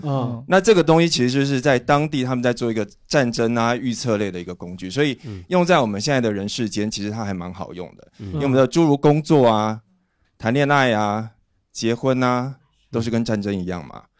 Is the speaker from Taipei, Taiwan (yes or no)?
yes; Taipei, Taiwan; also born or lived in Fujian (ancestry); 我祖籍福建，我来自台北。